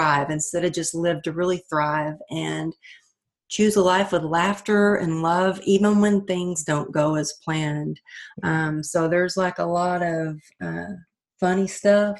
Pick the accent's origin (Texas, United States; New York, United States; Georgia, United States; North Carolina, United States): Texas, United States; now in California, United States; growing up in Texas